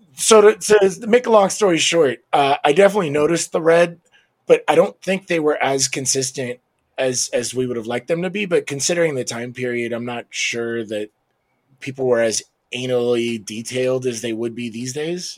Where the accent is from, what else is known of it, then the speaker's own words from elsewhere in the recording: United States; as an American